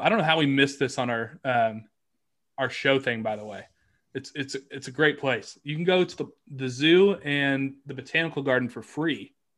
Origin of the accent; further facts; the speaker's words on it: Kansas City, United States; I'm from Kansas City